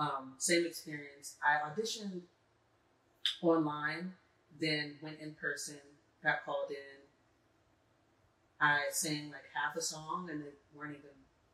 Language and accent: English; Los Angeles, California, United States; moved away; I'm from California, from LA.